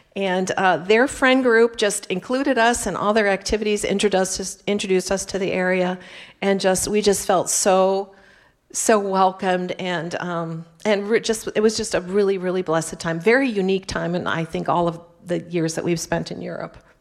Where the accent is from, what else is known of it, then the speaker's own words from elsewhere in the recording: Turlock, California, United States; now in France; my hometown of Turlock, California, which is in the San Joaquin Valley